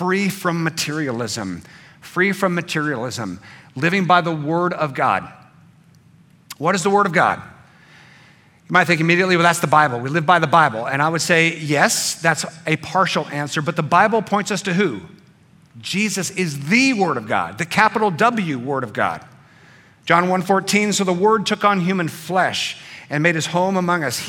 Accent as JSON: {"language": "English", "country": "United States", "said": "being an American, a free American, with a free vote and a voice"}